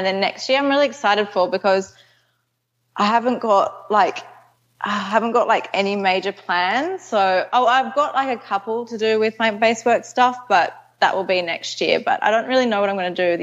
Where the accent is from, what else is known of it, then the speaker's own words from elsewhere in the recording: Canberra, Australian Capital Territory, Australia; I live in Canberra. It's sort of near Sydney. It's about like a 3.5 hour drive from Sydney. Okay. So I go to Sydney quite a bit, but yeah, I'm from Canberra.